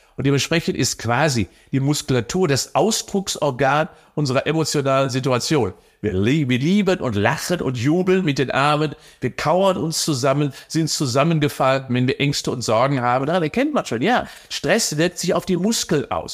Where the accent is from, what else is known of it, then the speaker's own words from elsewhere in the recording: Cologne, North Rhine-Westphalia, Germany; als Kölner